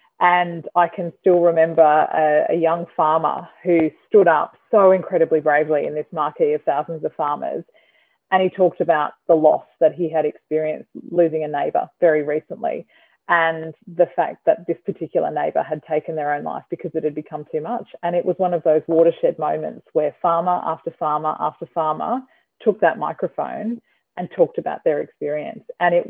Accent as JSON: {"language": "English", "town": "Byron Bay", "region": "New South Wales", "country": "Australia", "tie": "born or raised there", "moved": "as an adult", "lives_now": "Sydney, Australia", "said": "I grew up in Byron. I went to Byron Bay Public School. I went to Byron Bay High School"}